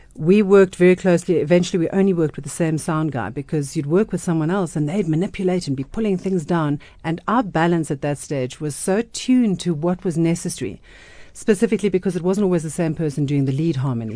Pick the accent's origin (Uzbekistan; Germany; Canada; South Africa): South Africa; growing up, you weren't that proud of being South African